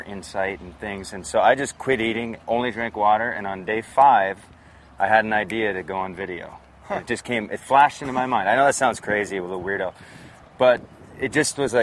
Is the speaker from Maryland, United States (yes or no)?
no; North Dakota, United States; I grew up in North Dakota, and I grew up in a mobile home